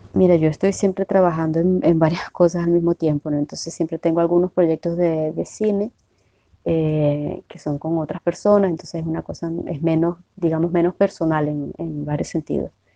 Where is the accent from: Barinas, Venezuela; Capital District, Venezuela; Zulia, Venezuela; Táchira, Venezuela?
Zulia, Venezuela; Maracaibo; moved away as an adult; also born or lived in Cuba; now in Brazil; no solamente soy maracucha o venezolana